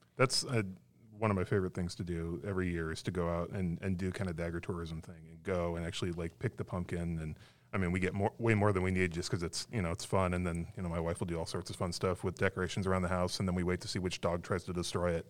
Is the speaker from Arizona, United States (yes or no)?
yes; Arizona, United States; moved away as an adult; now in North Carolina, United States; I'm from Arizona originally and have only lived in North Carolina for about four years